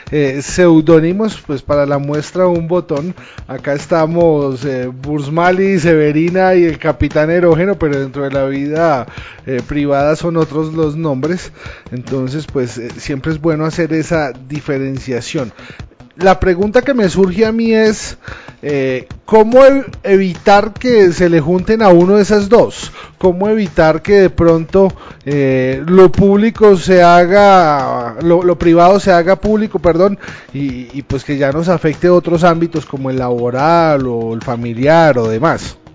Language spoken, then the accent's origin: Spanish; Colombia; No es lo mismo en nuestra tierrita, acá somos bastante pacatos como colombianos, a lo que puede ser, no sé, Noruega.